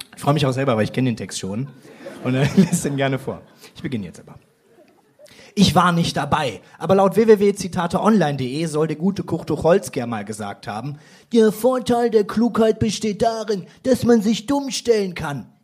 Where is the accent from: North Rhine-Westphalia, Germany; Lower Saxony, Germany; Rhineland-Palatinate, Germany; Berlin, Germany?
North Rhine-Westphalia, Germany; Krefeld; now in Hamburg, Germany; eigentlich komme ich aus Krefeld